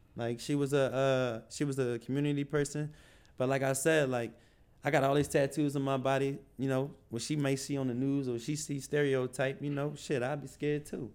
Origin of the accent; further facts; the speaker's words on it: Philadelphia, Pennsylvania, United States; now in Atlanta, United States; I'm from Philly